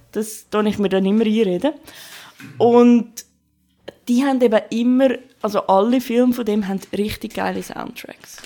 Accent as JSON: {"language": "German", "region": "Glarus area", "country": "Switzerland", "tie": "born or raised there", "said": "dort, wo ich aufgewachsen bin und wo meine Mami wohnt"}